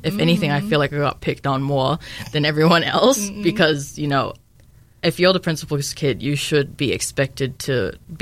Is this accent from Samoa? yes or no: yes; Samoa; moved away as an adult; now in New Zealand; I was born and raised in Samoa